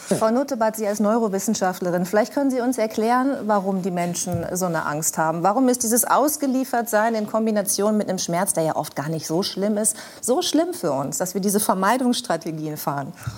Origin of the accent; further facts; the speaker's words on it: North Rhine-Westphalia, Germany; bei uns in Ostwestfalen